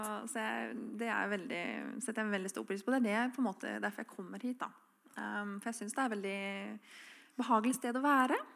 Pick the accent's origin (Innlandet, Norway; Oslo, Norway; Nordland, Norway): Oslo, Norway; moved away as an adult; now in Froland, Norway; Jeg er fra Oslo. flyttet til Froland for ti år siden. og her er det jo veldig kristen samfunn i forhold til der jeg er oppvokst.